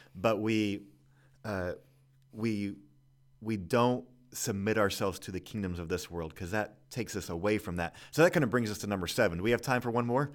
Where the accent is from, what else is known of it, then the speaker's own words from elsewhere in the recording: Kansas City, Missouri, United States; I grew up in Kansas City